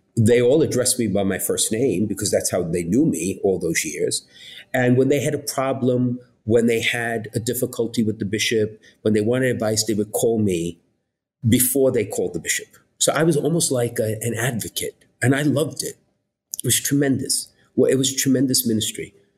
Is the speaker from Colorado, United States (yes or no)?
no; New York City, New York, United States; accent: New York; also born or lived in Bridgeport, Connecticut; even if you don't know me from my accent, you realize that I'm a New Yorker. I was born and raised in Brooklyn